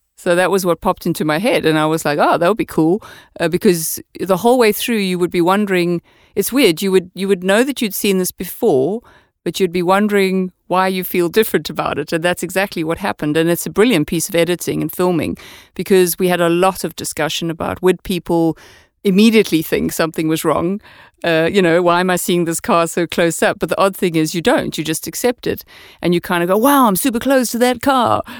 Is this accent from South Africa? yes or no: yes; South Africa; moved away as an adult; also born or lived in Amsterdam, Netherlands; now in Denmark; I'm from South Africa, so I say ya a lot